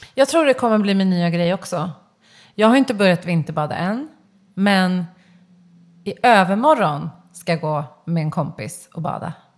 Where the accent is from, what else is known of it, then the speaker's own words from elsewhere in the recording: Stockholm, Stockholm County, Sweden; also born or lived in Kungsholmen / Solna / Spain / Södermalm; jag är uppvuxen i Kista, jag har gått i Tensta gymnasium